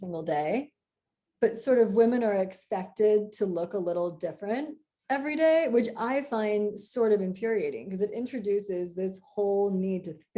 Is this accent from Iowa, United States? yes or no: yes; Iowa, United States; moved away; I'm a girl from Iowa